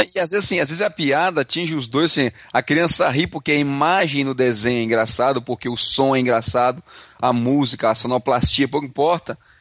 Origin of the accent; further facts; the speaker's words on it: Ceará, Brazil; now in Canada; Eu vim lá do Ceará